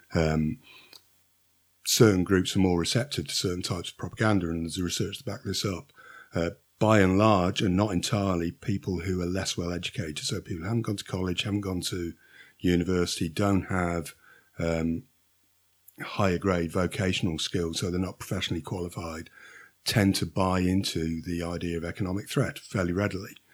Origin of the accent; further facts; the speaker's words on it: Shrewsbury, West Midlands, United Kingdom; I'm a Silopian, not by birth, uh, but my parents moved here when I was a young child, so, uh, I'm an ad-, an adopted Silopian